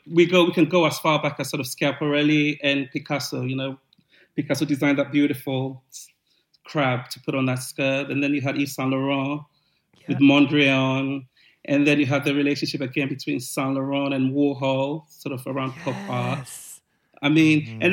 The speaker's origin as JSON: {"language": "English", "region": "London", "country": "United Kingdom", "tie": "born or raised there", "said": "I was from West London"}